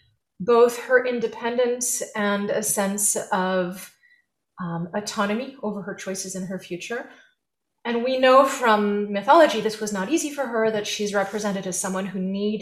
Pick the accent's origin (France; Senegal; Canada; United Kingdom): France; now in United States; I was born in France